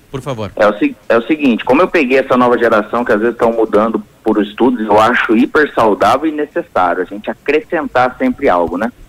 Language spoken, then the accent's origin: Portuguese; Santa Amélia, Paraná, Brazil; also born or lived in Cornélio Procópio / Itambé; eu só nasci em Cornélio Procópio, eu morei é, seis anos da minha infância no sítio, na cidade de Itambé, e eu morei depois numa outra cidade que eu tenho como minha, que é Santa Amélia